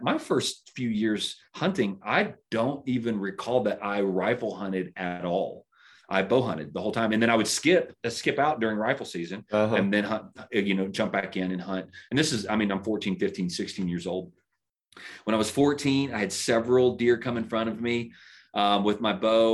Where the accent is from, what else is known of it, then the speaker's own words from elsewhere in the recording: Baton Rouge, Louisiana, United States; I was born in Baton Rouge, Louisiana